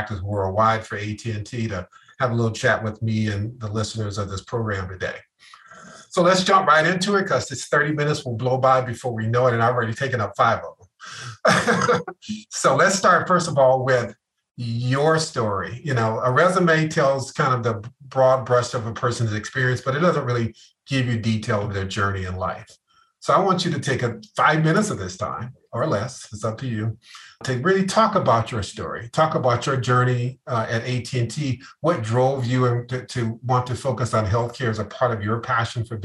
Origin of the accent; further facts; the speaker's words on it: Atlanta, Georgia, United States; my hometown, Atlanta